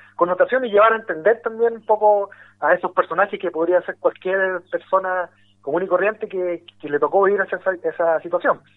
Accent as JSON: {"language": "Spanish", "town": "Quilpué", "region": "Valparaíso", "country": "Chile", "tie": "born or raised there", "also_born_or_lived": "Talcahuano", "said": "Yo soy de provincia, soy posteño. me crecí en ciudades como Quilpué, que está al interior de la quinta región, viví también cuando niño en, en Talcahuano"}